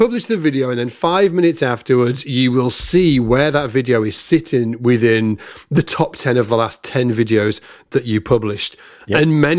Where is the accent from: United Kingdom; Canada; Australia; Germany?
United Kingdom; just before I was sitting in my kitchen, being very British, eating sausages with ketchup.